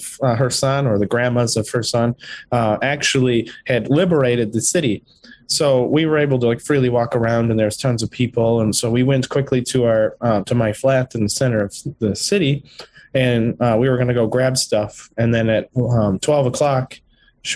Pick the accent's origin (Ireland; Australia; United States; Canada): United States; moved away as an adult; also born or lived in Ukraine; being an American